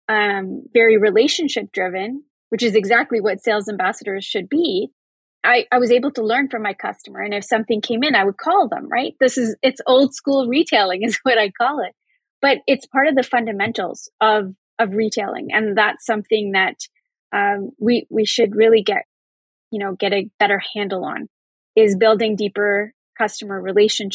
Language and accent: English; Canada; as a Canadian